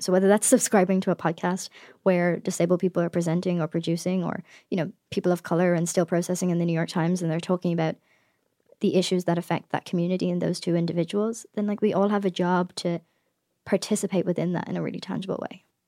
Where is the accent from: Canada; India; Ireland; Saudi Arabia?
Ireland; now in United States; as an Irish person who has a podcast